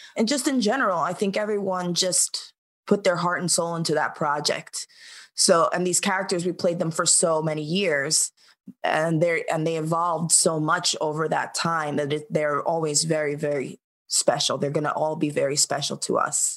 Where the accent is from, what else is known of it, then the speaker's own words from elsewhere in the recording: New York City, New York, United States; growing up in New York